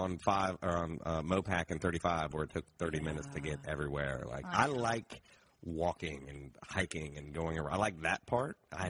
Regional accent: Ohio, United States; I'm from Ohio.

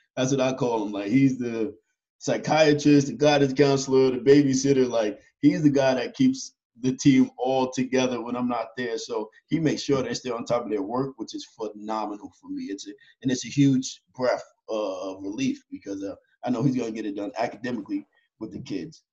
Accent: Yonkers, New York, United States; I was born and raised in Yonkers, New York, uh, inner city kids. I grew up in the project

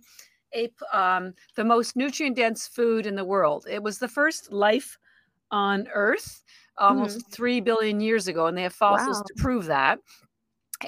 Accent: Canada; moved away as an adult; now in Boston, United States; I'm actually Canadian and I've lived in Boston, Boston, Massachusetts for about 33 years

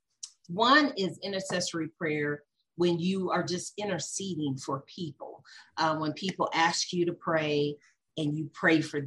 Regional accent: Indiana, United States; now in Colorado, United States; I'm in Colorado. I come from Indiana, but I've been in Colorado longer than I lived in Indiana.

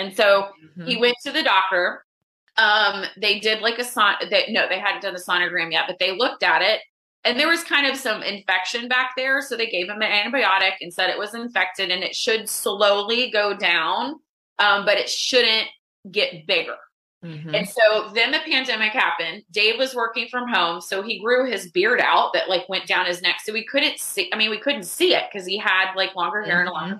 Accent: Dallas, Texas, United States; moved away as an adult; also born or lived in Austin, Texas; now in Dallas, United States; I'm from Dallas originally. I've been in Austin for 18 years

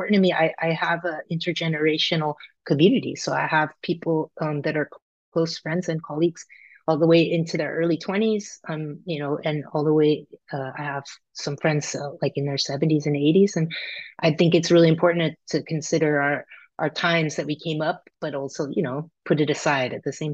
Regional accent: California, United States; I grew up in California

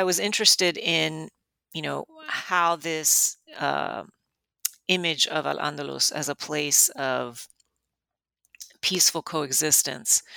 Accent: Miami, Florida, United States; I grew up in Miami

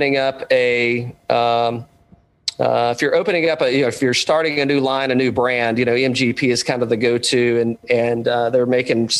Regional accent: the South, United States; I'm from the South

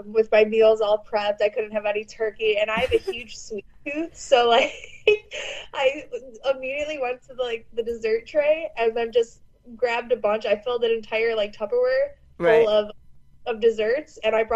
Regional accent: Chicago, Illinois, United States; I grew up in Chicago

